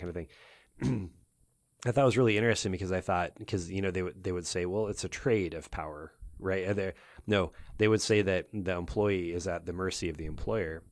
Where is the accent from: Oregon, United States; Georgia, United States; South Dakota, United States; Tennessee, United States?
Oregon, United States; I'm from Oregon